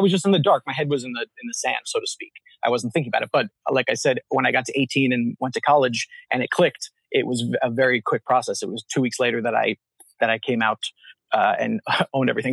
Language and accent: English; Pennsylvania, United States; also born or lived in Long Island, New York / New York City / Philadelphia; I was raised in a very religious family, Reformed Baptist in the United States, so mostly in Pennsylvania, born uh, on Long Island, so just outside of New York City. And then um, most of my life spent in Pennsylvania